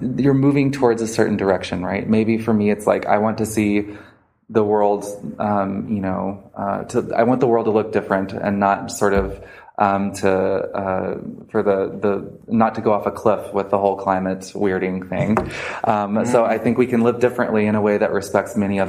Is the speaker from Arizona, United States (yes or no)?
no; Little Rock, Arkansas, United States; I grew up in the South of the United States, right? And I went to school at Little Rock Central High School